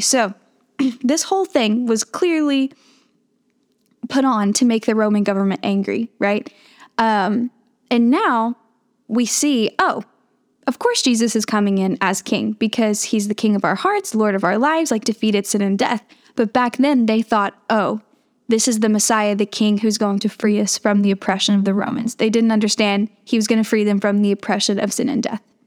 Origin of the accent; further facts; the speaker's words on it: Kentucky, United States; I'm from Kentucky, so I'm surrounded by courses. It's just part of the culture, right?